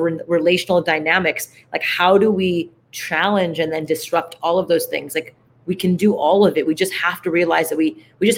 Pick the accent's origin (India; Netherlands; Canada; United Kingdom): Canada; Montreal, Quebec; We grew up in Montreal, Canada